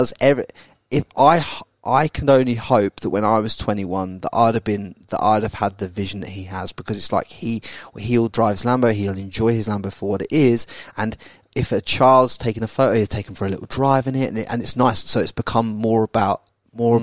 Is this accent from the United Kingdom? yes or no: yes; England, United Kingdom; now in Australia; when I was brought up in England